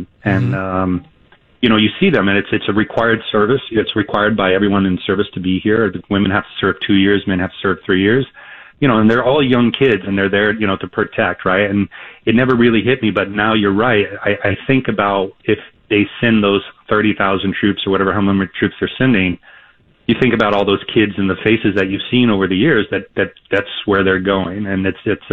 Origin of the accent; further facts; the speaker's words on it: United States; moved away as an adult; now in Israel; I'm an American, and I happen to be here because I have a startup over here